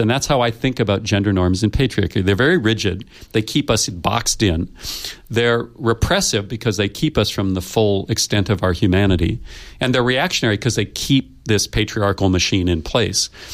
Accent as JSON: {"language": "English", "country": "United States", "said": "I come from the United States"}